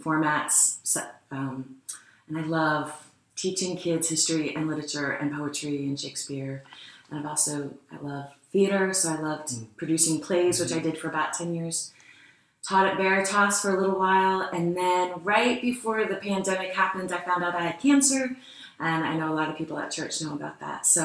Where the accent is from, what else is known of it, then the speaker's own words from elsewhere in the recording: Wilmington, Delaware, United States; moved away as an adult; also born or lived in Maryland; now in Lancaster, United States; I grew up in Wilmington, Delaware